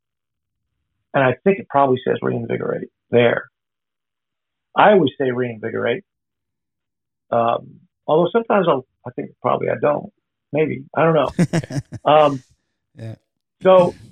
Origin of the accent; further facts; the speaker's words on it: the North, Northern United States, United States; I'm a Yankee, so I grew up in the North anyway